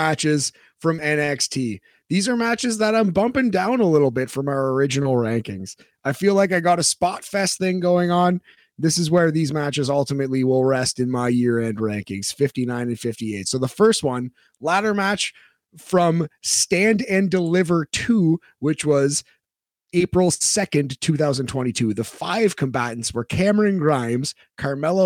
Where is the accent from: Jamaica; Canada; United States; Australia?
Canada; I am so Canadian